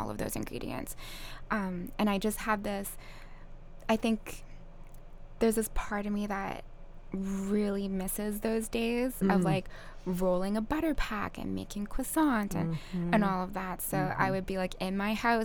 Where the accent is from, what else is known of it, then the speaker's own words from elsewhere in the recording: Okanagan, British Columbia, Canada; moved away as an adult; also born or lived in Vancouver, Canada / Tofino, Canada; now in Kauai, United States; I'm Canadian. Mm. I grew up in the Okanagan